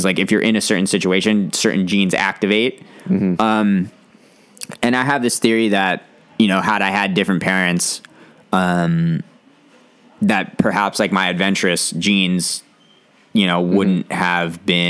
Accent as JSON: {"language": "English", "region": "California", "country": "United States", "tie": "born or raised there", "said": "It was awesome."}